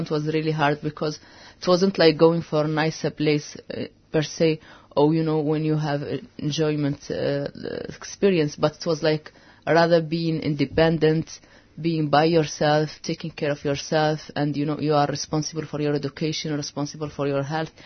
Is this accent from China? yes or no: no; Western Sahara; moved away; I am from Western Sahara